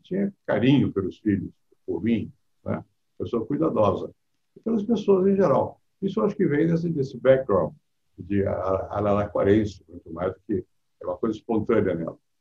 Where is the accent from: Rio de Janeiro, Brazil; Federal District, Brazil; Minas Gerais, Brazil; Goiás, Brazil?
Rio de Janeiro, Brazil; now in São Paulo, Brazil; Eu venho do Rio, outro, outro tipo de, de, de mundo